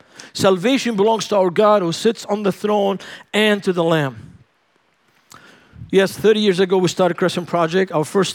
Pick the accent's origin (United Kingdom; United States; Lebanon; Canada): Lebanon; Man, it's so cold. And I'm from Lebanon. I've never seen so much ice in my life.